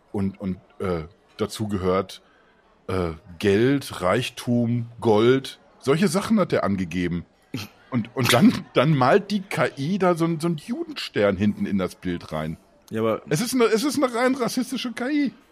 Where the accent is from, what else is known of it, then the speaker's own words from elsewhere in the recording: France; moved away; Ich bin Franzose